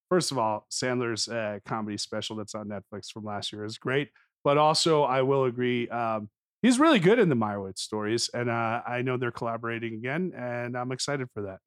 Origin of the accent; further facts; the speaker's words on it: New Jersey, United States; a Jewish boy from North Jersey